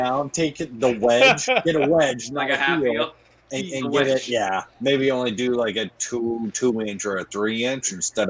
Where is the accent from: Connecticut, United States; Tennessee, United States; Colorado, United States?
Colorado, United States; I'm from Colorado